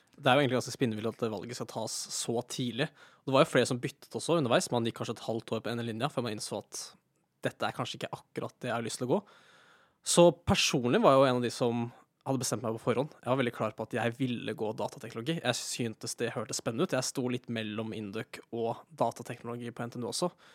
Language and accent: Norwegian; near Elverum, Hedmark, Innlandet, Norway; moved away as an adult; also born or lived in Trondheim; kommer fra Sørskabygda, som er en bitte liten bygd utenfor eh, Elverum i Hedmark